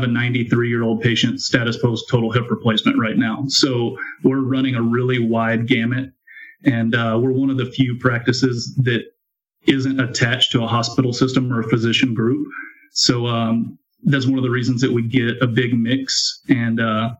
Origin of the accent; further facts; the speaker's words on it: Texas, United States; I have been born and raised in Texas. Have never really lived anywhere else.